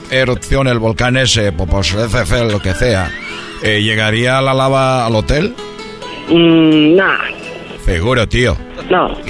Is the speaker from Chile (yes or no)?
no; Spain; como sabéis, vengo de España y no sé cómo se pronuncia correctamente el volcán que está en, eh, en México.